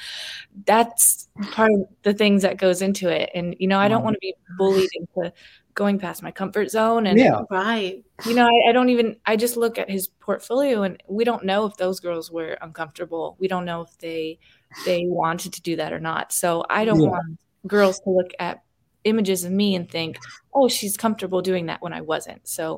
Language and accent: English; the South, United States; I think maybe because I was born in the South and raised in the South, I just don't want to be naked on camera.